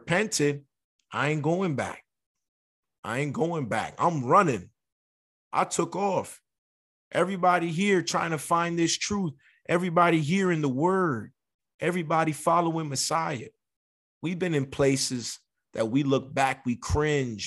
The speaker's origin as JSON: {"language": "English", "town": "New York City", "region": "New York", "country": "United States", "moved": "yes", "lives_now": "San Diego, United States", "said": "I'm from the Bronx"}